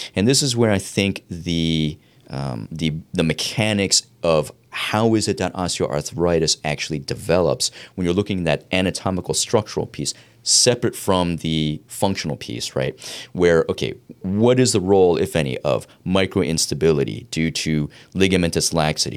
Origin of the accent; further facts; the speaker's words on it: East Coast, United States; I grew up on the East Coast